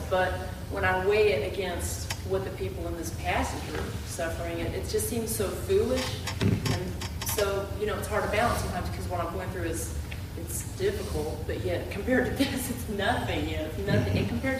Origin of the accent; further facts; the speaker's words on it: United States; being a privileged American